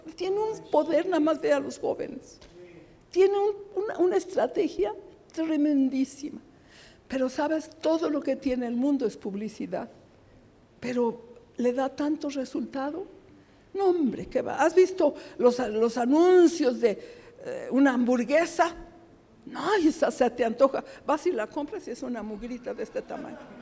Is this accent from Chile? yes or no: no; Mexico; Somos mexicanos, gracias a Dios, con mucho orgullo